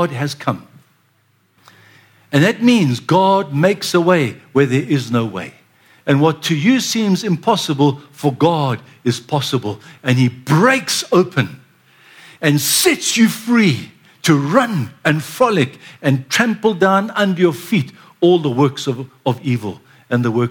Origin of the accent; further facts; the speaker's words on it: Durban, KwaZulu-Natal, South Africa; I was born in Durban, and I'm a banana boy